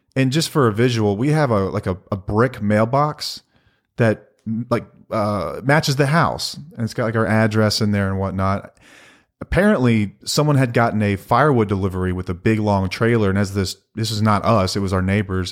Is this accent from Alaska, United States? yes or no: no; North Texas, United States; we're from North Texas and grew up Texas Rangers fans